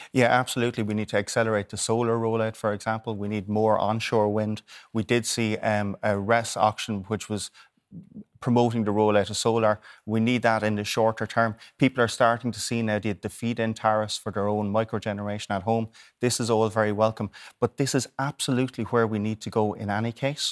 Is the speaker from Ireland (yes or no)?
yes; Waterford, Munster, Ireland; I'm from Waterford